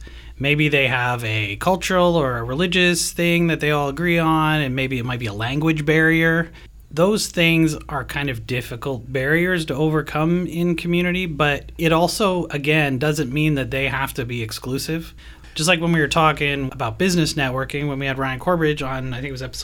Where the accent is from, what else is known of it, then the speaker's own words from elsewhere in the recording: Canada; now in Hillsboro, United States; I'm from Canada